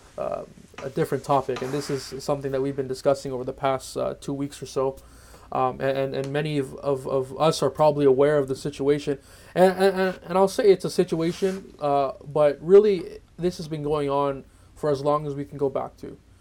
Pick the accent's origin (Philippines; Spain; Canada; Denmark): Philippines; the rest of us we're all Filipino